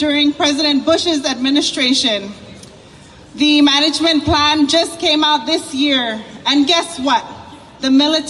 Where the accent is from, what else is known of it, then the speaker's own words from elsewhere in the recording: Northern Mariana Islands; I am a representative from the Mariana Islands.